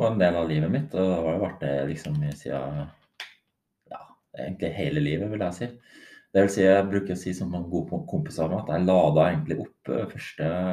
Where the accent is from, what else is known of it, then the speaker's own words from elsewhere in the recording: Grong, Trøndelag, Norway; jeg er jo fra Grong, en liten plass i Trøndelag